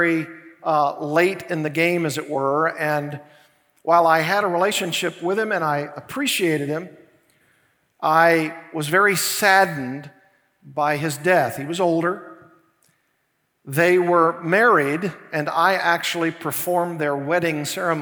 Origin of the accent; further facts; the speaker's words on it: Arkansas, United States; now in Thousand Oaks, United States; Arkansas, my home state